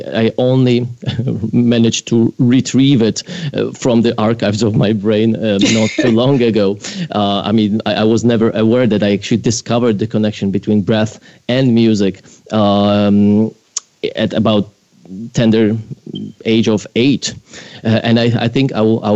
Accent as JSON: {"language": "English", "country": "Poland", "tie": "born or raised there", "moved": "yes", "said": "I grew up in Poland"}